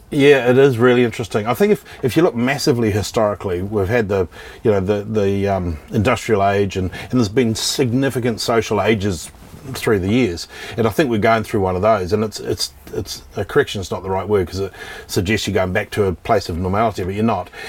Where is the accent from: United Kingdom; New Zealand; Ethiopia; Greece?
New Zealand; moved away as an adult; also born or lived in Christchurch, New Zealand; now in Australia; I'm from New Zealand originally